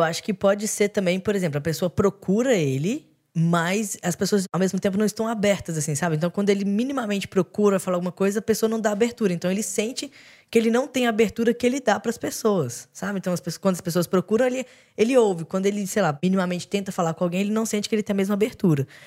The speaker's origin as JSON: {"language": "Portuguese", "town": "Belo Horizonte", "region": "Minas Gerais", "country": "Brazil", "moved": "yes", "lives_now": "São Paulo, Brazil", "said": "Eu sou de Belo Horizonte, então também vim, vim para São Paulo"}